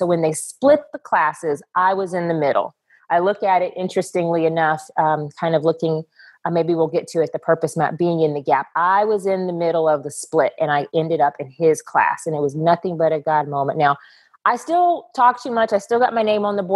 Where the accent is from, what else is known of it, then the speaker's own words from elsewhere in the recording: Texas, United States; I grew up in Texas, and Texas is the pageant capital of the world